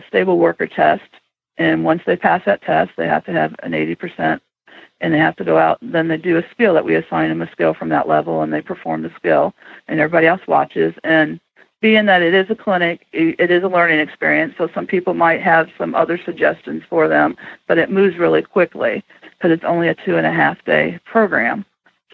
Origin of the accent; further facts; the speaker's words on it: Toledo, Ohio, United States; I grew up in the Toledo area